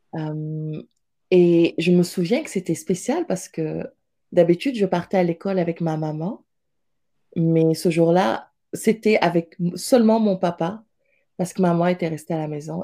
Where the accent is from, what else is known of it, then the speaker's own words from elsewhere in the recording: Pikine, Dakar, Senegal; moved away as an adult; also born or lived in Montpellier, France / Italy; now in Montreal, Canada; je suis née à Pékin, en fait, une, grosse, grosse banlieue de Dakar